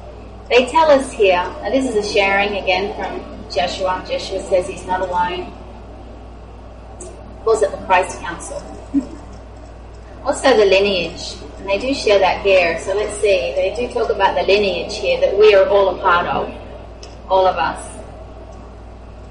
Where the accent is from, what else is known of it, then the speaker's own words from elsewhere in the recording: Australia; moved away; I grew up in Australia.